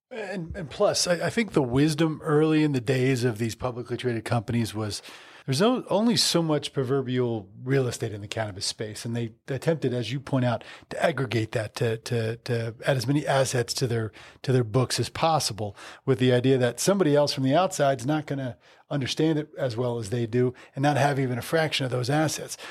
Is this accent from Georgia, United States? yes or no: no; New Jersey, United States; moved away; I grew up in New Jersey